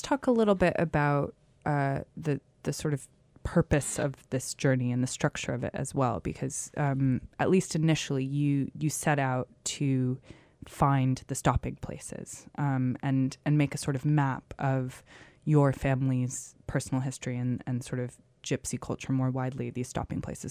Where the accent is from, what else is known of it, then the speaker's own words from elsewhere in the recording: United States; I'm from the States